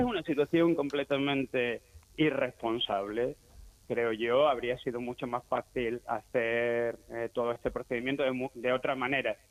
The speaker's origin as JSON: {"language": "Spanish", "town": "Cádiz", "region": "Andalusia", "country": "Spain", "moved": "yes", "lives_now": "United Kingdom", "said": "soy de Cádiz"}